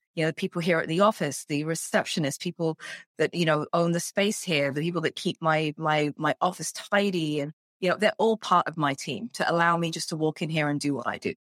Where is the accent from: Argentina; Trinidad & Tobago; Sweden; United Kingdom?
United Kingdom; England; moved away as an adult; now in Canada; I'm English, born and raised in, in the U K